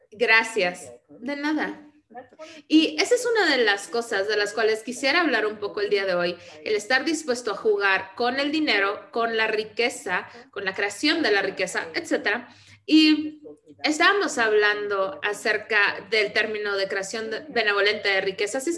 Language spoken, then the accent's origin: Spanish; Vienna, Austria; Spanish is a second language; esto lo veo donde yo crecí, porque soy de Viena, de Austria, de un país socialista, como todo Europa